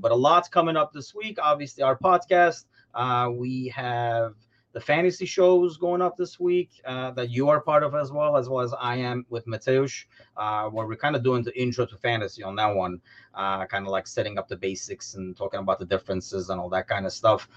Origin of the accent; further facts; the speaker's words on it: Turkey; now in United States; travel back to Turkey